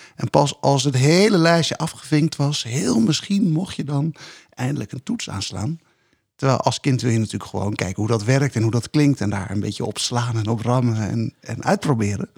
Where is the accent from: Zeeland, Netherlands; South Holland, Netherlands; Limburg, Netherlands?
South Holland, Netherlands; Rotterdam; also born or lived in Dordrecht; toevallig in Dordrecht dan geboren, maar in Rotterdam opgegroeid.